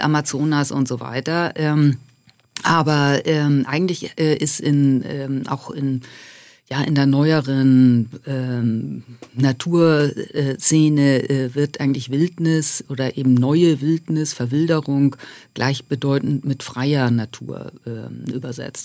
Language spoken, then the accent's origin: German; Buxtehude, Lower Saxony, Germany; moved away; also born or lived in Alps; Genau, ich komme aus Buxtehude. Das äh, erregt immer ein bisschen Heiterkeit in Süddeutschland. Das ist okay. Das äh, äh ist eine Kleinstadt äh, in der Nähe von Hamburg und ähm, wo ich auch ganz tolle Flüsse in meiner Kindheit äh, hatte